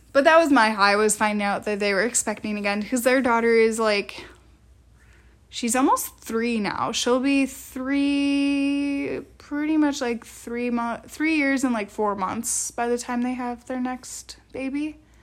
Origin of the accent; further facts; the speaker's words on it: Wisconsin, United States; we grew up in Wisconsin